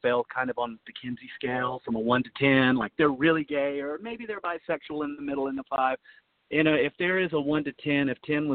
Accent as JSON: {"language": "English", "area": "outside of Charlotte", "region": "North Carolina", "country": "United States", "tie": "born or raised there", "moved": "as an adult", "said": "I grew up in outside of Charlotte, North Carolina, in the heart of the Bible Belt"}